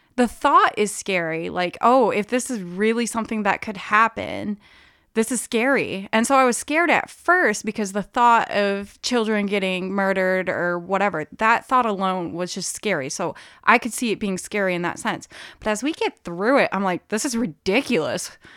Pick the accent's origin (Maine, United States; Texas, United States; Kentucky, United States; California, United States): Maine, United States; Brewer; I grew up in Brewer, so I frequented Bangor for shopping